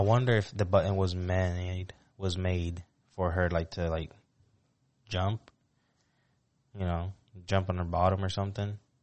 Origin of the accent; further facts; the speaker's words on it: Puerto Rico; moved away; me with my friends growing up in Puerto Rico